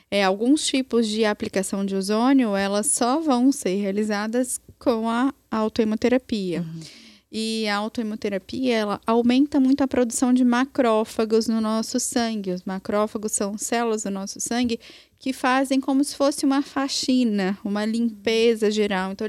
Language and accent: Portuguese; Minas Gerais, Brazil; É eu sou mineira.